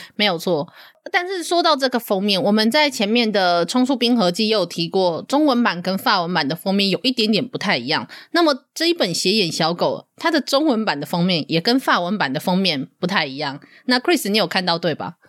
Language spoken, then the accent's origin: Chinese; southern Taiwan, Taiwan; 我就是南部人，我就是那个乡下土包子的其中一个